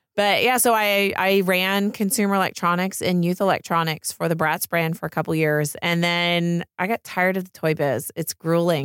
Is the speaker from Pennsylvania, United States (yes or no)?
yes; Pennsylvania, United States; moved away as an adult; also born or lived in Santa Monica / South Bay / West Hollywood; now in Los Angeles, United States; I grew up in Pennsylvania. in the middle of nowhere